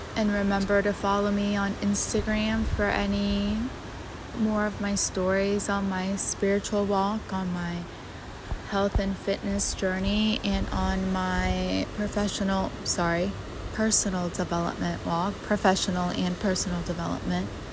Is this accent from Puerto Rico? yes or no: yes; Puerto Rico; moved away; I grew up in Puerto Rico